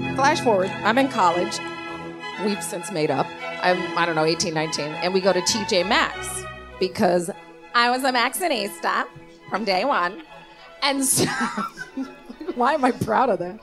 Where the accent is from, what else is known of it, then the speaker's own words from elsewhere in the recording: Davenport, Iowa, United States; I am from Davenport, Iowa. I grew up in a trailer park